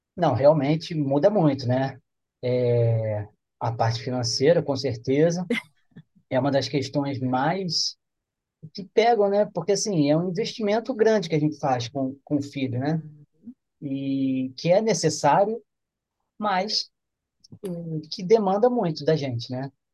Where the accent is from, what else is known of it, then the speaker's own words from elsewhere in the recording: Rio, Rio de Janeiro, Brazil; now in Campos dos Goytacazes, Brazil; eu sou do Rio